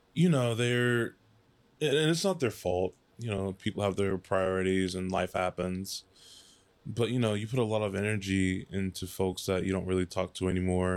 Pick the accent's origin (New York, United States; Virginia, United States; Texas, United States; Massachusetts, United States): Texas, United States; Dallas; moved away; also born or lived in Addison / Garland / Plano / McKinney; So I grew up in Dallas originally